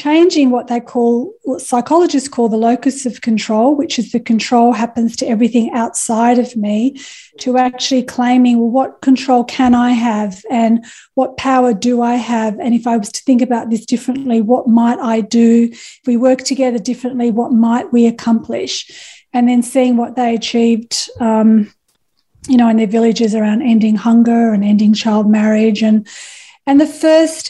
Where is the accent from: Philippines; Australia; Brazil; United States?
Australia; Perth, Western Australia; I was a young mum. I was from Perth.